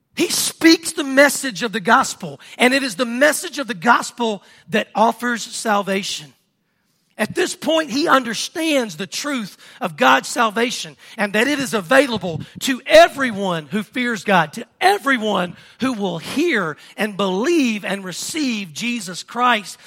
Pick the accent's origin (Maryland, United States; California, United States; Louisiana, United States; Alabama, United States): Louisiana, United States; Mangham; I'm from Stark